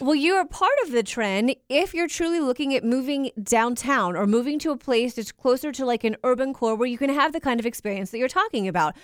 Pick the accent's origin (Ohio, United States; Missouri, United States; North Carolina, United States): Ohio, United States; Cincinnati; I'm from Cincinnati